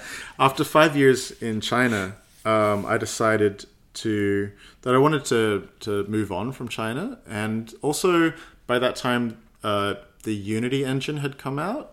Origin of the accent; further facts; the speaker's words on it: Adelaide, South Australia, Australia; moved away as an adult; also born or lived in United Kingdom; now in Melbourne, Australia; growing up in Adelaide, uh, Australia